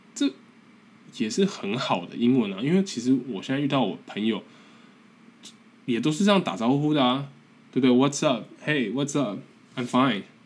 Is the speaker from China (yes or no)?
no; Taiwan; accent: strong Taiwanese accent; moved away as an adult; also born or lived in North America; 我的英文其实很不好，而且我的腔调啊 也很重，台湾腔常常， 常常被笑